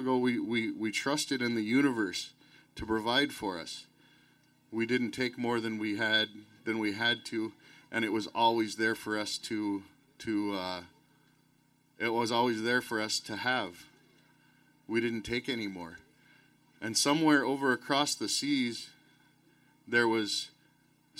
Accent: Anigaming, Ontario, Canada; I'm from Anigaming in Ontario

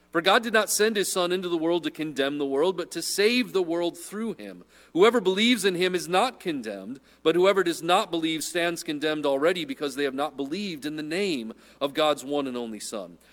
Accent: Midwest, United States; I'm a Midwesterner

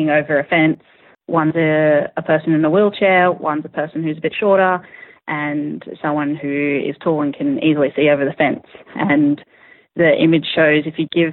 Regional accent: Western Australia, Australia; I grew up in Western Australia

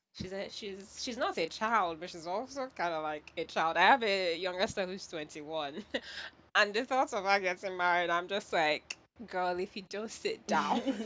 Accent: Nigeria; I was born and raised in Nigeria.

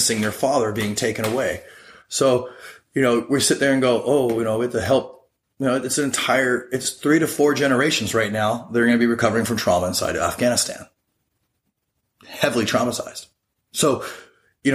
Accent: United States; being an American

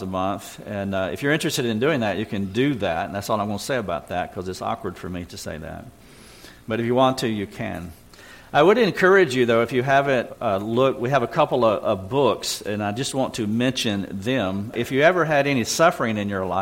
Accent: Greenville, South Carolina, United States; We're from Greenville, South Carolina, and been living in the South all of my life. Born in North Carolina, moved 135 miles a little farther south west

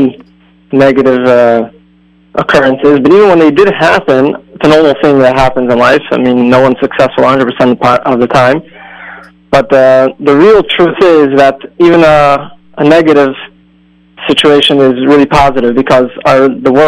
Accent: Cleveland, Ohio, United States; I grew up in Cleveland, Ohio

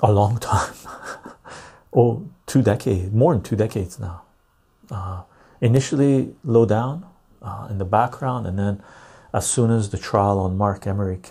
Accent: Canada; As a Canadian

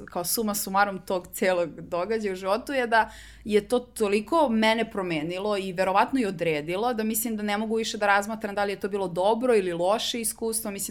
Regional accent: Belgrade, Serbia; also born or lived in Iowa / Birmingham / Belgium; uh, ja sam iz Beograda

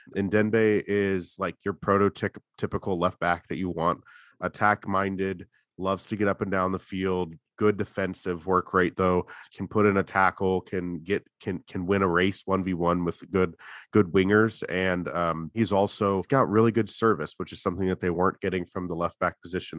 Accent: California, United States; I grew up in California

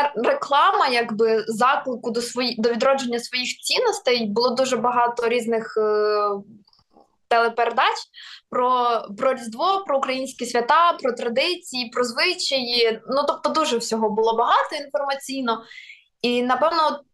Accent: Kherson Oblast, Ukraine; first language Russian; Ukrainian is a second language; moved away; я сама із е, півдня України, я родом з Херсонщини.

